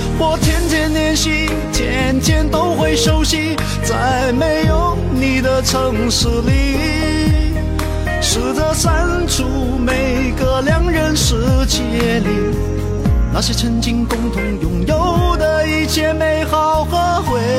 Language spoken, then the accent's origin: Chinese; Nanchong, Sichuan, China; 我是南充的。